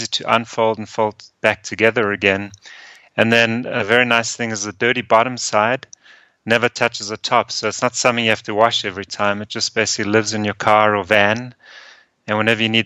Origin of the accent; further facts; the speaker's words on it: Johannesburg, Gauteng, South Africa; moved away as an adult; also born or lived in Austria / Denver, United States; now in United States; I was born in Austria, so both my parents are Austrian, and then at a very young age, I immigrated to South Africa with my mom and my sister. And I went to school and college there.